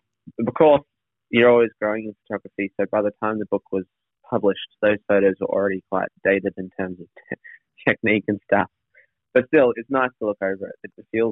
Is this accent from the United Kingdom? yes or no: no; Northern New South Wales, Australia; moved away as an adult; also born or lived in Brisbane; First of all, I'm from Northern New South Wales.